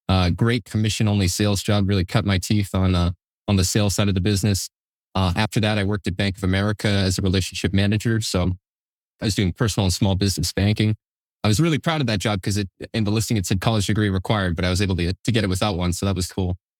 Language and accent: English; Manchester, New Hampshire, United States; also born or lived in Concord, New Hampshire / Hooksett, New Hampshire / Allenstown, New Hampshire; sort of bounced around Southern New Hampshire as I was growing up